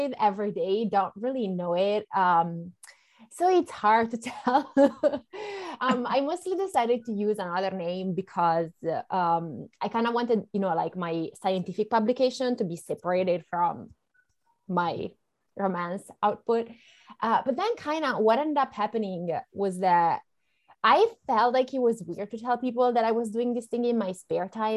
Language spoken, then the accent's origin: English; Italy; first language Italian; English is a second language; moved away as an adult; now in United States; I'm from Italy originally